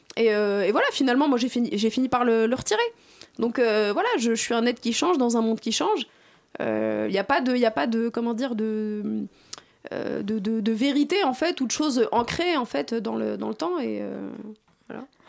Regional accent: France; je suis issu de banlieue et que je suis issu de l'immigration.

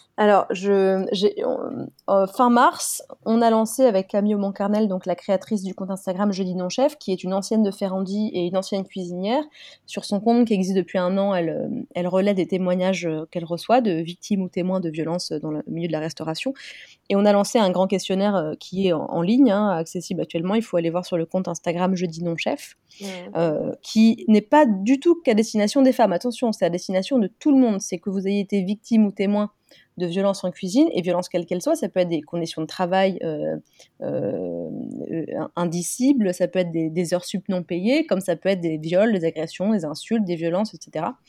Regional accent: France; nous, en France, on a la galanterie

